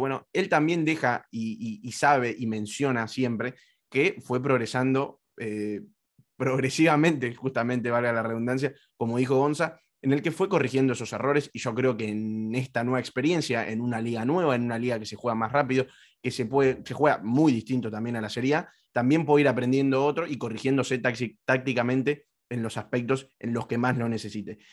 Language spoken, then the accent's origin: Spanish; Argentina; yo soy argentino